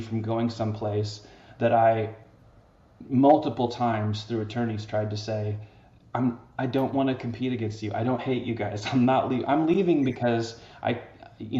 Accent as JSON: {"language": "English", "area": "the Northwest", "region": "Pacific Northwest", "country": "United States", "also_born_or_lived": "Seattle, Washington", "said": "I'm originally from the Northwest"}